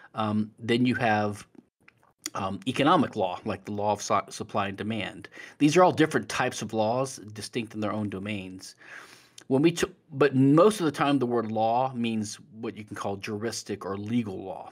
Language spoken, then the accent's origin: English; Louisiana, United States; as a lawyer studying the civil law in Louisiana, which is my home state